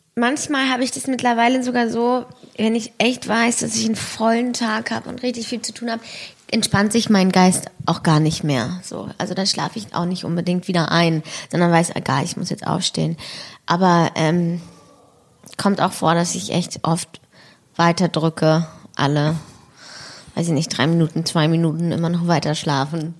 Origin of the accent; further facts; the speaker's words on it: Berlin, Germany; ich bin halt da bei der Gneisenau groß geworden